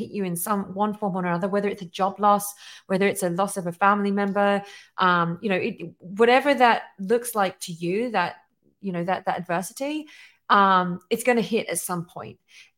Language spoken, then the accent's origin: English; England, United Kingdom; now in United States; I'm obviously originally from England, and I chose to come to America